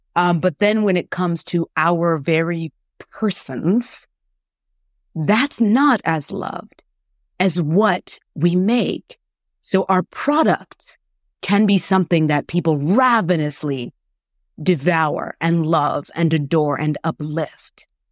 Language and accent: English; Florida, United States; moved away as an adult; also born or lived in South Korea; now in Canada; I'm originally from the States. I'm from Florida. And, you know, growing up in the States